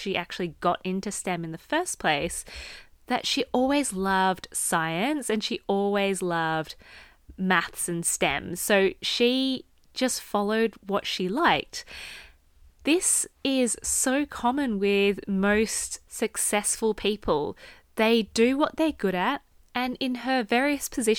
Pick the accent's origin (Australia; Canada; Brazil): Australia; I grew up in Australia